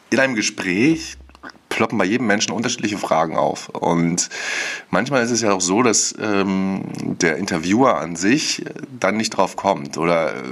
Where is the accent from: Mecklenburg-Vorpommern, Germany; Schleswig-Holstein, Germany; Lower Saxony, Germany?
Mecklenburg-Vorpommern, Germany; Wismar; ich bin 32 Jahre alt, ich komme aus Wismar, ähm, einer wunderschönen Stadt an unserer schönen Ostseeküste.